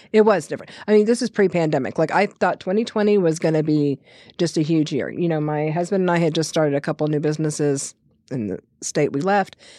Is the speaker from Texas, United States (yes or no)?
yes; King Ranch, Texas, United States; being born and raised on the King Ranch